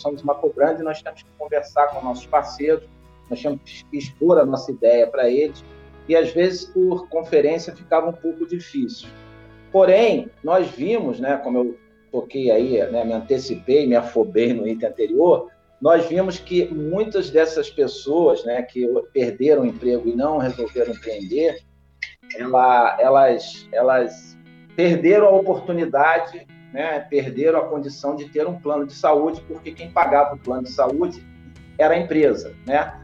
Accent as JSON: {"language": "Portuguese", "country": "Brazil", "said": "como brasileiro"}